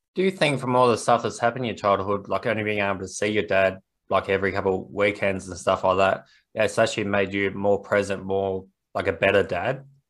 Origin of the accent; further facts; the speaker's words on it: Australia; us being Australian